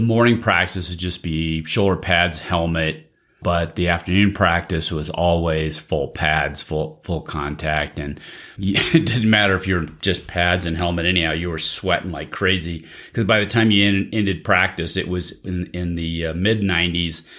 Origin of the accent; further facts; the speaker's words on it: Central Valley of California, United States; growing up in the Central Valley of California